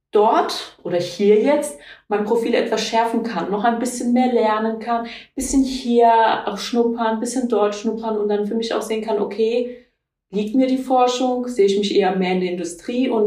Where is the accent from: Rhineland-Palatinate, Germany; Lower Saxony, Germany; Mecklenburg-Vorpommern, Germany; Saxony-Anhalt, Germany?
Rhineland-Palatinate, Germany; Kaiserslautern; Ich bin ja hier in Kaiserslautern geboren, aufgewachsen, habe hier auch die Schule absolviert